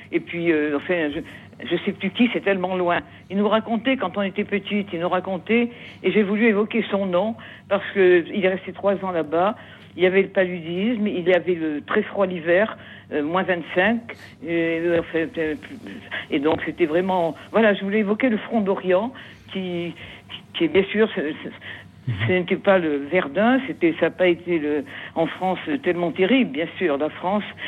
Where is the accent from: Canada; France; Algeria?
Algeria; moved away; je suis née en Algérie. Je suis, je suis pied noir